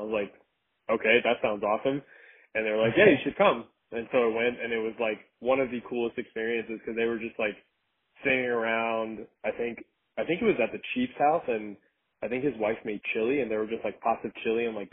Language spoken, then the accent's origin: English; South Florida, United States; also born or lived in Gainesville; I grew up in South Florida